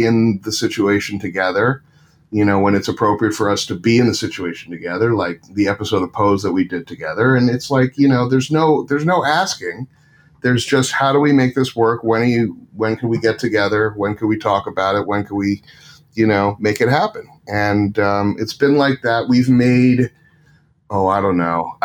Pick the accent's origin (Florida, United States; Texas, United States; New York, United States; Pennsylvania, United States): New York, United States; Westchester County; I grew up in Westchester County, and Jewish